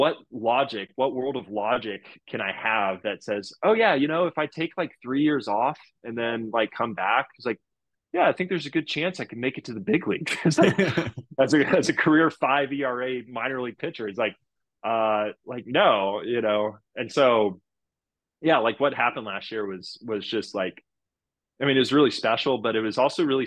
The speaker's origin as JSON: {"language": "English", "town": "Houston", "region": "Texas", "country": "United States", "tie": "born or raised there", "said": "here I am in Houston, you know, the team that drafted me in my hometown"}